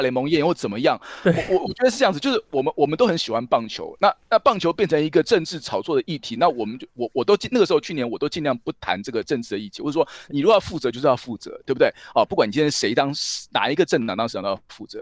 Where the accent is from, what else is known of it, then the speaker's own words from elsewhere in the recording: Taiwan; 我是台湾来的